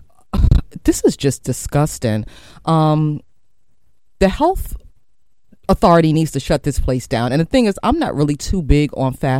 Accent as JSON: {"language": "English", "town": "New York City", "region": "New York", "country": "United States", "tie": "born or raised there", "said": "I remember growing up in Queens, Left Rack City"}